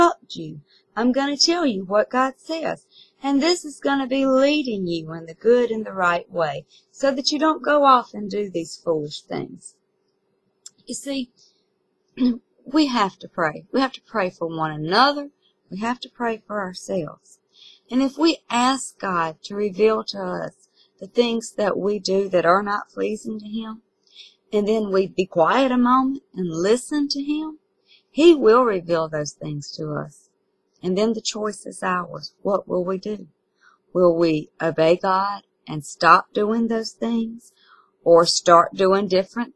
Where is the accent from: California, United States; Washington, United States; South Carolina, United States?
South Carolina, United States; I'm from South Carolina in the United States.